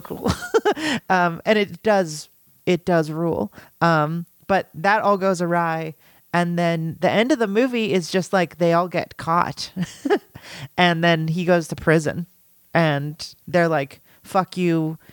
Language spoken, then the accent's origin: English; Los Angeles, California, United States; moved away; I grew up in Los Angeles